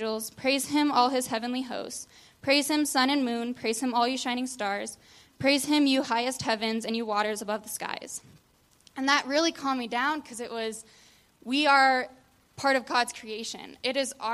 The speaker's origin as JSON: {"language": "English", "town": "Sterling", "region": "Colorado", "country": "United States", "tie": "born or raised there", "said": "I grew up in Sterling, Colorado"}